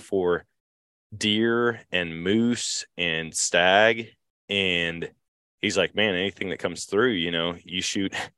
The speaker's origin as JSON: {"language": "English", "town": "Eau Claire", "region": "Wisconsin", "country": "United States", "tie": "born or raised there", "moved": "yes", "said": "I grew up in Wisconsin or in Eau Claire"}